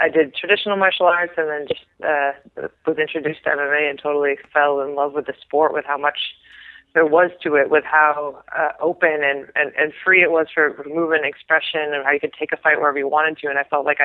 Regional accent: New York, United States; now in California, United States; I am from New York. I'm good. I did my time there. I don't need to go back

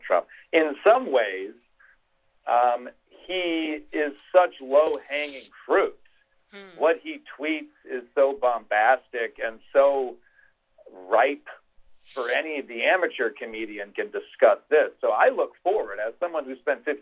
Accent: Midwest, United States; also born or lived in Los Angeles; now in New York City, United States; growing up in the Midwest

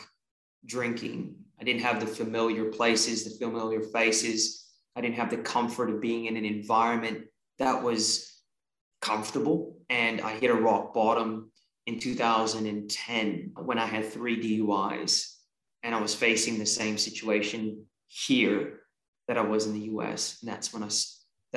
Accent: San Francisco Bay Area, California, United States; also born or lived in Australia; was born in Australia and we migrated to the San Francisco Bay Area when I was 3 years old

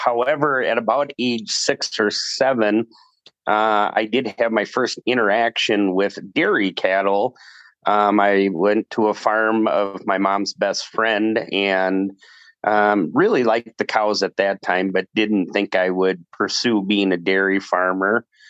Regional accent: Nebraska, United States; also born or lived in Wisconsin; I was born in Wisconsin, and then my family actually moved to Nebraska. So I was raised in Nebraska, but more of a urban, not rural setting.

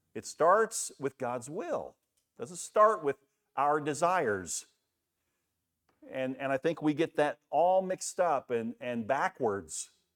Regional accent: Daytona Beach, Florida, United States; Back when I grew up in Daytona Beach, my mom's here

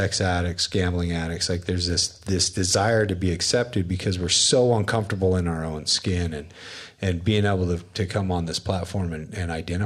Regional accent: Wyoming, United States; now in Utah, United States; where I grew up in Wyoming, in a trailer park in an oil-filled town

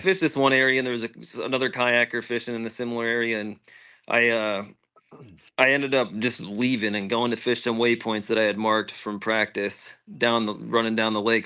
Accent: Pennsylvania, United States; I'm from Pennsylvania

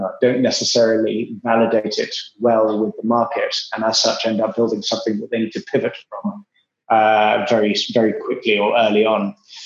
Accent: England, United Kingdom; accent: English; Obviously, you can tell from my atrociously strong English accent, I'm originally English, but only spent a few years of my life there.

